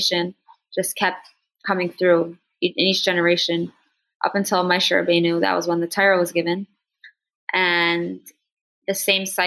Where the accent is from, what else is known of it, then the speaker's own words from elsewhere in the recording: Newark, Delaware, United States; now in Crown Heights, United States; I grew up on campus in Newark, Delaware